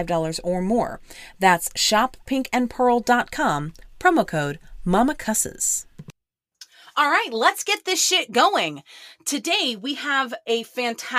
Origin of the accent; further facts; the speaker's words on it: Oklahoma, United States; a mom-owned small business out of my home state of Oklahoma